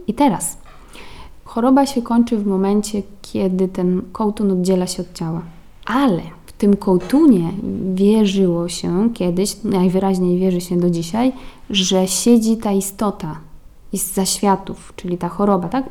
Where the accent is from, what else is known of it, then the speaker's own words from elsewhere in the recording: Podlaskie Voivodeship, Poland; also born or lived in Poznań; ja czuję, że jestem stąd i, i, tu dobrze się czuję.